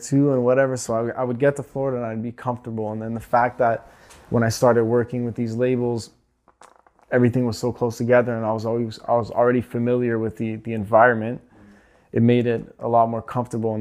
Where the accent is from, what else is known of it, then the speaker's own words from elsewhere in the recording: Montreal, Quebec, Canada; also born or lived in Miami; I did all my school in Montreal, and up until, you know, I'd say like my second year of college